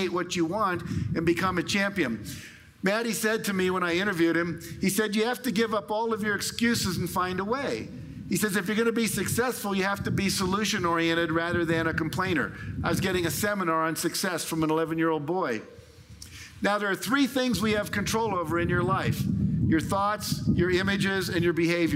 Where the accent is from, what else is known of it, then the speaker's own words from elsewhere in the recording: California, United States; I'm from California, like Barbara, so we do a lot of weird stuff there